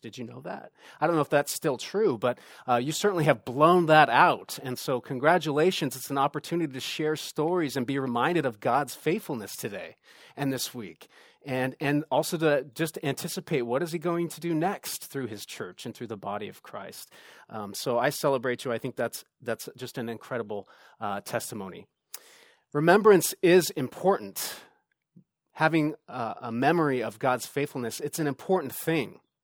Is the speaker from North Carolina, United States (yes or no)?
no; Southern California, United States; moved away as an adult; now in Sonoma County, United States; we moved up here a few years ago to do ministry, and we're originally from Southern California